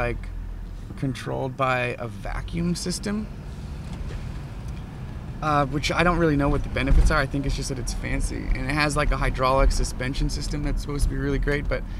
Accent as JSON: {"language": "English", "town": "Wolfville", "region": "Nova Scotia", "country": "Canada", "tie": "born or raised there", "moved": "as an adult", "lives_now": "Halifax, Canada", "said": "I'm from the Annapolis Valley. I'm from Wolfville, Nova Scotia."}